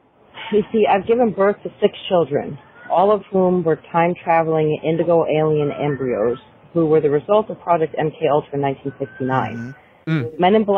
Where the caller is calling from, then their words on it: Sarasota, Florida, United States; Hey, Brent, John, and Seabot. … from Sarasota.